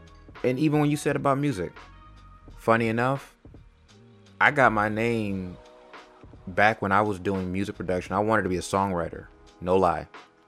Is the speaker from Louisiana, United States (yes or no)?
no; California, United States; now in Atlanta, United States; I'm originally from California, but almost about half my life I spent in Atlanta.